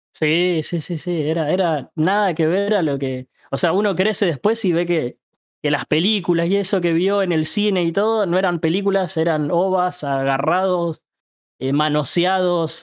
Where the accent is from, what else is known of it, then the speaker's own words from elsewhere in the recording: Ituzaingó, Buenos Aires Province, Argentina; Yo tengo 30 y soy de Ituzaingó, el conurbano